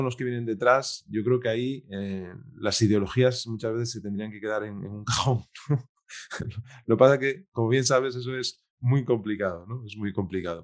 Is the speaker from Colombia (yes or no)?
no; Piedras Blancas, Asturias, Spain; yo soy de Piedras Blancas. Eh, me, me crié allí hasta los 11 años